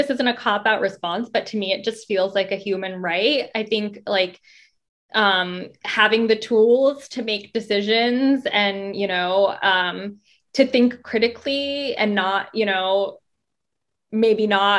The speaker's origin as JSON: {"language": "English", "town": "San Francisco", "region": "California", "country": "United States", "tie": "born or raised there", "also_born_or_lived": "North Carolina", "moved": "as an adult", "said": "I did grow up in California"}